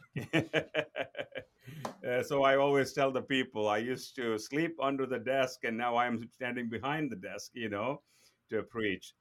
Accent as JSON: {"language": "English", "region": "southern India", "country": "India", "tie": "born or raised there", "moved": "as an adult", "said": "I was born and brought up in India"}